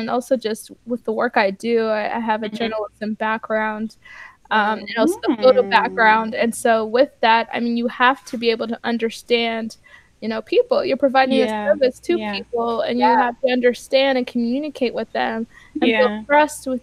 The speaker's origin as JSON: {"language": "English", "region": "Kansas", "country": "United States", "tie": "born or raised there", "also_born_or_lived": "Nairobi, Kenya / Oregon / Arkansas / Virginia", "moved": "as an adult", "lives_now": "Brooklyn, United States", "said": "We moved to the States when I was about four years old. I was really young. I don't even remember much. Until, you know, of course, when I went back later. Now I've been back a few times now. Growing up in Kansas"}